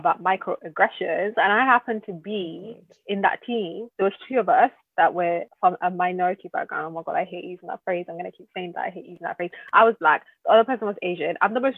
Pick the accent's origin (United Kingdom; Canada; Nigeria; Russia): Nigeria; I'm Nigerian